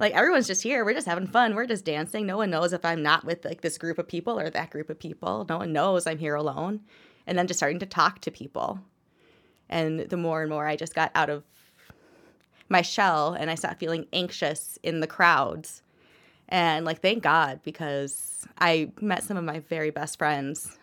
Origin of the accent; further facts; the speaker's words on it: Minnesota, United States; also born or lived in Kalamazoo, Michigan / Fargo, North Dakota; I have lived in Minnesota most of my life. Um, born in Michigan, moved here when I was six. Then uh, left, spent about eight years in Fargo, North Dakota